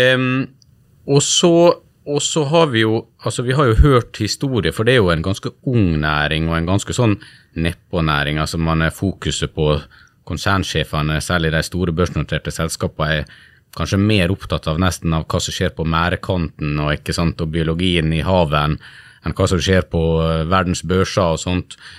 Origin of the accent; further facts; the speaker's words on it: Sunnmøre, Western Norway, Møre og Romsdal, Norway; Jeg har vokst opp på, på Sunnmøre og på Vestlandet